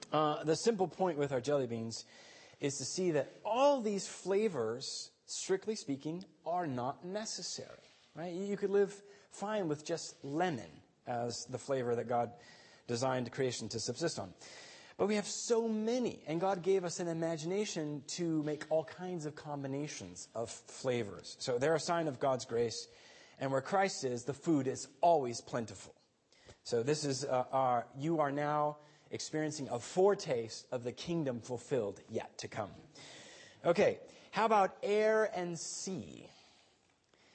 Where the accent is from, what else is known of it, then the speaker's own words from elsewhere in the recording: Guatemala City, Guatemala Department, Guatemala; Now, as a child growing up in Guatemala City, I attended a private Austrian school.